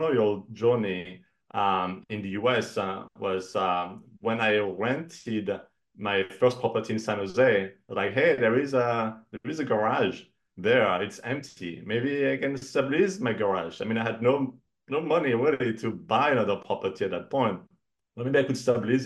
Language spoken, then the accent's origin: English; Cognac, Nouvelle-Aquitaine, France; moved away as an adult; now in United States; originally I'm from France, from the Cognac region in north of Bordeaux. And I came to the US for my first job about 21 years ago